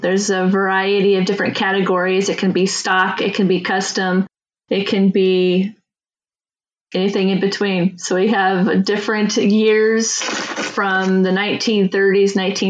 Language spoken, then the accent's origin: English; Auburn, Indiana, United States; that's my hometown.